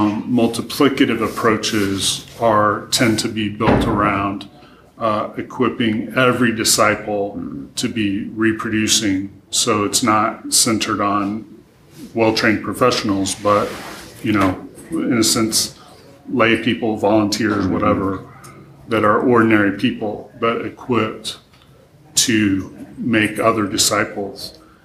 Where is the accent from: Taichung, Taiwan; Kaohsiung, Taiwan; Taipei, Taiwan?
Taichung, Taiwan; also born or lived in Taejon, South Korea; So I grew up in Asia. My parents were missionaries, so I lived through my elementary school years in Taejon, South Korea, and then middle school and high school in Taichung, Taiwan.